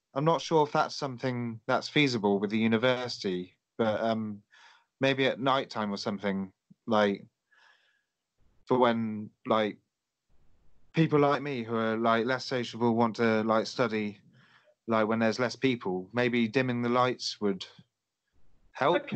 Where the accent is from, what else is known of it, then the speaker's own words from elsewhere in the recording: Oxfordshire, South East England, United Kingdom; moved away as an adult; now in Canterbury, United Kingdom; my hometown in Oxfordshire